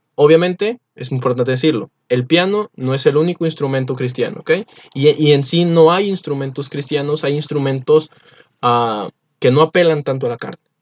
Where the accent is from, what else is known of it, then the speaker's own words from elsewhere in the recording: Mexico; Nosotros no somos israelitas, somos mexicanos